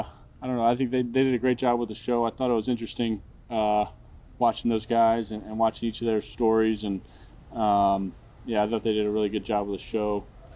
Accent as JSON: {"language": "English", "town": "Charlotte", "region": "North Carolina", "country": "United States", "tie": "born or raised there", "said": "You know, I grew up a Panthers fan growing up in Charlotte, watching those teams when I was a kid."}